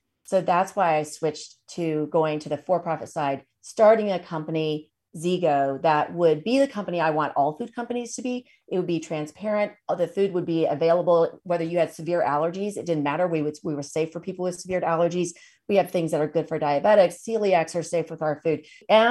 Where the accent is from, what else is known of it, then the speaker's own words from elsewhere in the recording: Tennessee, United States; moved away; So I'm originally from Tennessee.